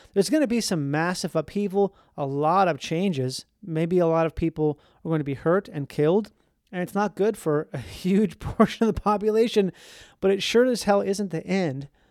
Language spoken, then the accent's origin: English; Minnesota, United States; I grew up in Minnesota